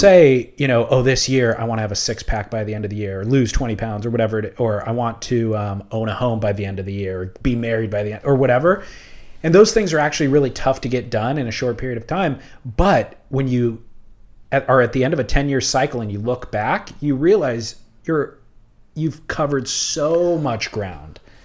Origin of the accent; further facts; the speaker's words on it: Huntington Beach, California, United States; I grew up surfing in Huntington Beach